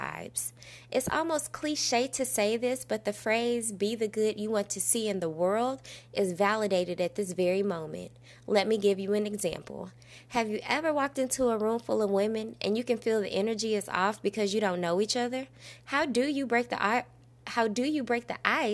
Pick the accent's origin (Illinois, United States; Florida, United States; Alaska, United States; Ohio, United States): Illinois, United States; Belleville; I'm located here in my hometown, Belleville, Illinois